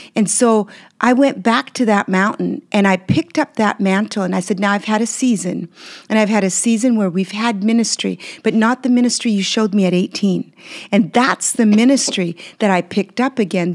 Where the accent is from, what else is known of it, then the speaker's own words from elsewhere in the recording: Canada; English is a second language; also born or lived in Belgium; when we moved to Canada from Belgium where I was born.